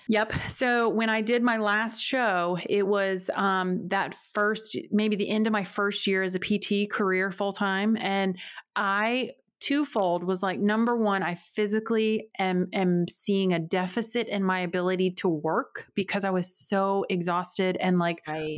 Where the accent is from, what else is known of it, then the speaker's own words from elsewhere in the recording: outside Winston-Salem, North Carolina, United States; moved away as an adult; also born or lived in Springfield, Missouri; now in Northern Virginia, United States; And then my family, we moved to North Carolina. And so, most of my life was outside of like the Winston-Salem area, tiny town, very rural.